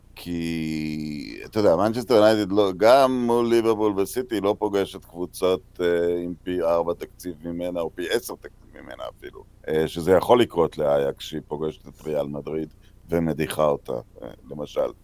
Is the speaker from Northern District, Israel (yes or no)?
no; Netanya, Central District, Israel; גדלתי בנתניה